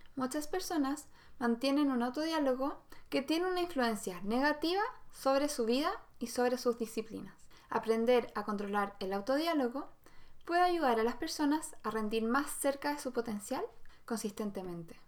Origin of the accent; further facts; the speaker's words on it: Santiago, Santiago Metropolitan Region, Chile; yo en realidad nací en Santiago